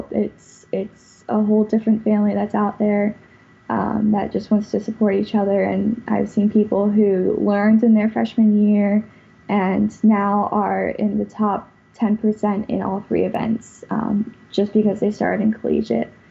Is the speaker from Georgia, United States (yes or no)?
no; West Palm Beach, Florida, United States; also born or lived in Pennsylvania; I'm from West Palm Beach, right by Okeechobee, uh, but originally I was born in Pennsylvania